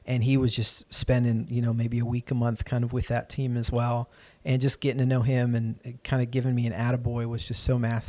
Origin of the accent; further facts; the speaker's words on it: Lancaster, Pennsylvania, United States; also born or lived in Chicago / Ohio; my family moved around a good bit when I was growing up, so I was born in Chicago, and we just started making a beeline east. So I was in Ohio for a little bit, and then we moved outside of Philadelphia to Lancaster, Pennsylvania.